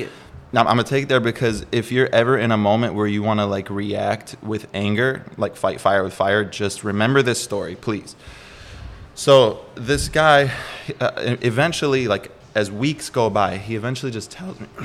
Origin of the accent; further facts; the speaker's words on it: Milwaukee, Wisconsin, United States; moved away as an adult; now in San Diego, United States; Milwaukee, Wisconsin. I was born there, Midwest, so freezing